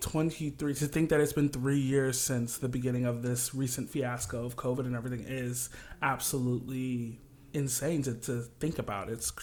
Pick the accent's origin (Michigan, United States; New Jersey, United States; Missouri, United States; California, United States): Michigan, United States; Kalamazoo; now in New York, United States; I'm a Midwest boy, corn-fed through and through, and I'm from a small town called Kalamazoo, Michigan. It's a very homey, kind of liberal, artsy town, right there, smack dab in the middle of Michigan, pretty much, and I grew up kind of in church singing